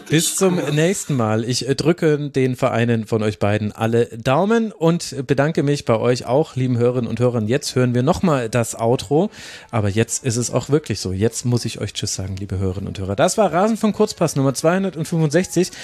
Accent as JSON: {"language": "German", "area": "the region where all the Club fans are", "region": "Bavaria", "country": "Germany", "said": "Ich komme ja genau aus der Region, wo alle Clubfans sind"}